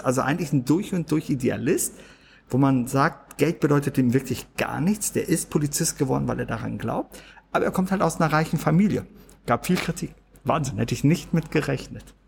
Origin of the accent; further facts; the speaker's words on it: Germany; ich bin hier in Deutschland aufgewachsen